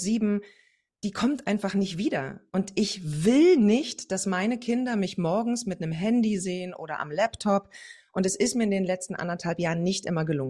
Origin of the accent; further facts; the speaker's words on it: East Germany, Germany; Also ich komme, wie schon gesagt, aus dem Osten